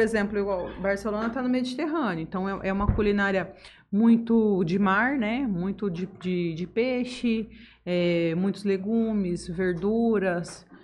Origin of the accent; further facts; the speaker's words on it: Votuporanga, São Paulo, Brazil; moved away as an adult; also born or lived in Ariquemes, Rondônia; now in Jales, Brazil; Rondônia com 4 anos para Votuporanga e Votuporanga fiquei até os 21